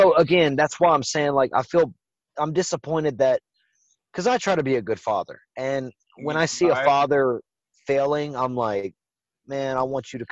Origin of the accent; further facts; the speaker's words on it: United States; my experience as an American